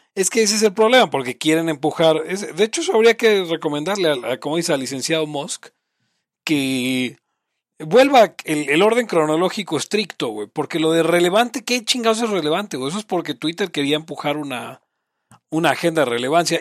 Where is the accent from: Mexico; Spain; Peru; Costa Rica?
Mexico; Somos mexicanos, vivimos en Latinoamérica